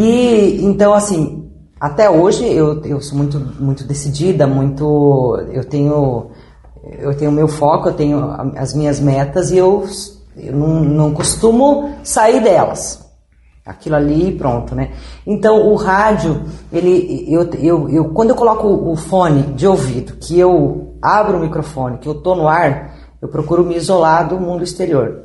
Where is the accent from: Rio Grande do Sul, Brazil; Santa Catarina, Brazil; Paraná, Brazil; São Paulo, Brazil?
Paraná, Brazil; São Miguel do Iguaçu; moved away as an adult; also born or lived in Inácio Martins; Sou de São Miguel, nascida em, eh, a nascida e criada em Santa Cruz do Ocoí, que é uma comunidade ao lado de Santa Rosa